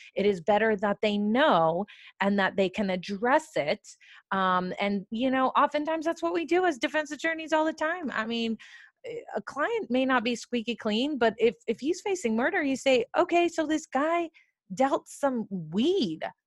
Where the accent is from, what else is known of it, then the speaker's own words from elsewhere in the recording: California, United States; I'm from California